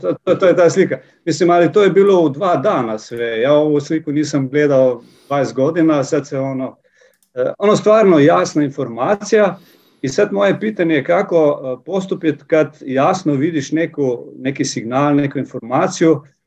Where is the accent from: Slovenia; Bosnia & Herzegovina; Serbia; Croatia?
Slovenia; Croatian is a second language; ja sam iz Slovenije